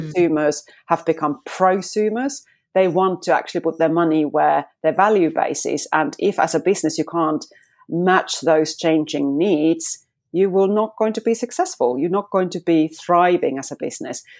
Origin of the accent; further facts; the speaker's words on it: Finland; moved away as an adult; now in United Kingdom; I'm actually now in the U K, but I'm a Fi-, from Finland.